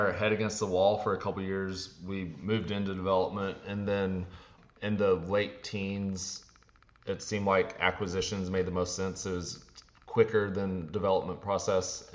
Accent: Texas, United States; I'm from Texas.

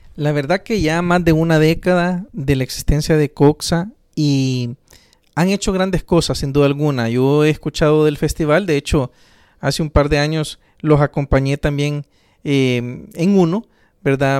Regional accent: El Salvador; orgullosos de ser salvadoreños

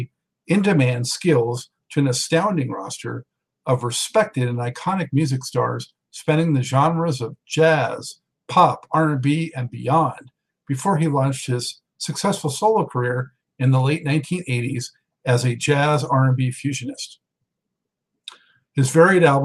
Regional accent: Los Angeles, California, United States; moved away as an adult; I'm a native Angeleno, so I've been away from there for about 10 years

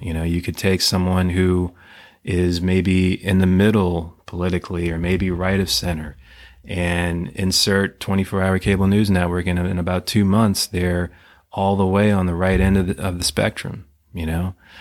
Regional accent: United States; as, as American citizens

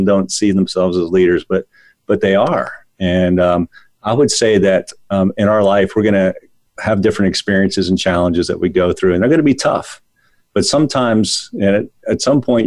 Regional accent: Northern Virginia, United States; when I grew up in Northern Virginia

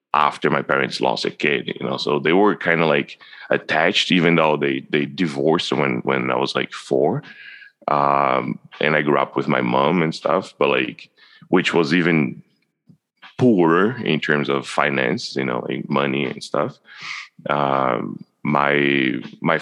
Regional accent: Brazil; now in Canada; I grew up in Brazil

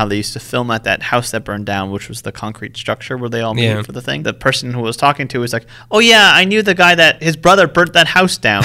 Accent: Los Angeles, California, United States; I grew up near Elysian Park

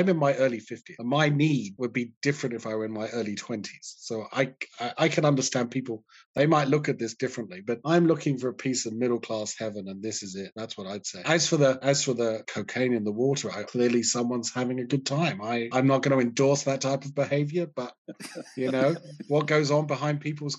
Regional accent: United Kingdom; But, you know, I don't want to trash my home country because there's all sorts of great stuff that happens in the UK.

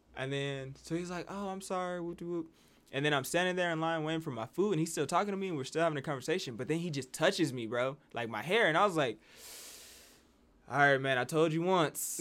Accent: Las Vegas, New Mexico, United States; we came down from Vegas.

